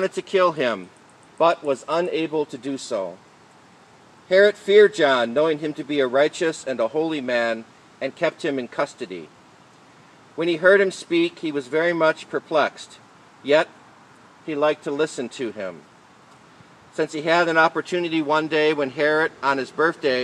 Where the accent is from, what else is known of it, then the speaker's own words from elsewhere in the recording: Michigan, United States; I'm from Michigan